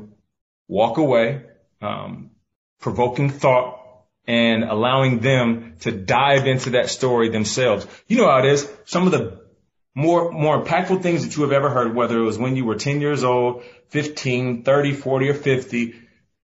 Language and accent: English; Pacific Northwest, United States; I'm from the Pacific Northwest